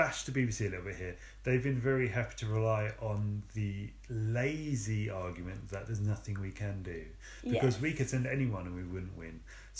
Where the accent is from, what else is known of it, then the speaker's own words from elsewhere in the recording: England, United Kingdom; I'm English.